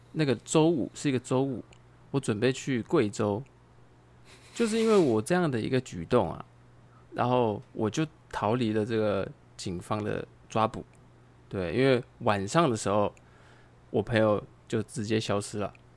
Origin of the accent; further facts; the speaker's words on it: Taiwan; also born or lived in China; 其实我们台湾人在外面